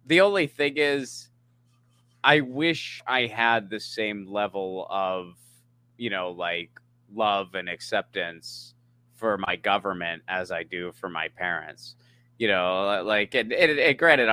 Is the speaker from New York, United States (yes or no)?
no; Pennsylvania, United States; also born or lived in San Pedro, Los Angeles; now in Los Angeles, United States; I grew up in Pennsylvania